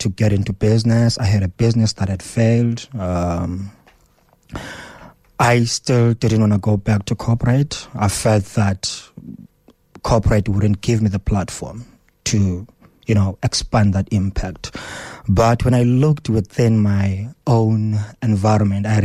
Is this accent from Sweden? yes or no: no; Cofimvaba, Eastern Cape, South Africa; English is a second language; now in Johannesburg, South Africa; I come from Kofimvaba, from one of the remote rural areas within that space. I moved from home.